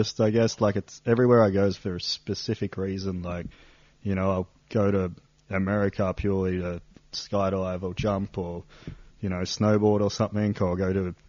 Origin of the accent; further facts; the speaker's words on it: Sydney, New South Wales, Australia; moved away as an adult; also born or lived in Perth; now in Lauterbrunnen, Switzerland; I'm from Sydney, Australia, but around 2012, I sold most of my stuff and I went nomadic